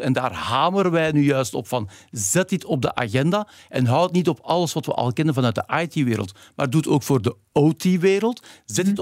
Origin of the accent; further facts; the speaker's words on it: Belgium; Nu kom ik hier weer als een Belg die zegt: Ik heb geleerd in Nederland